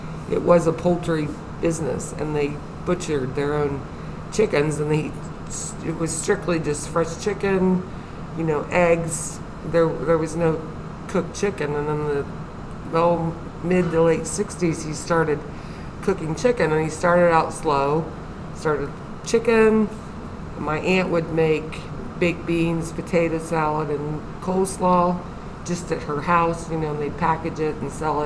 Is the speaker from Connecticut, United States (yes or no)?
no; Athens, Ohio, United States; I was born in Athens. Actually, I was born right up the street here.